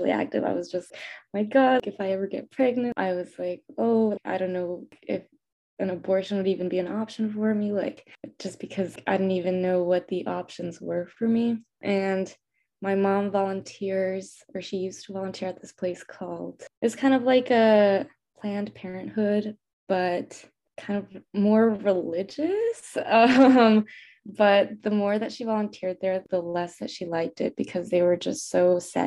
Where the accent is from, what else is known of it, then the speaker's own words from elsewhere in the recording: El Paso, Texas, United States; I'm also from El Paso, Texas, which is a predominantly Hispanic city because it's a border city